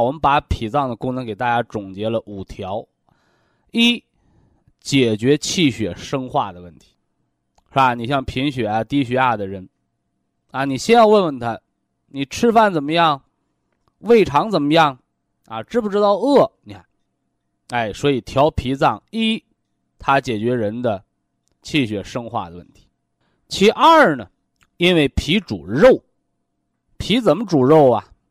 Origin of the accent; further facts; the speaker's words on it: China; 我们中国人讲这个“养儿育女”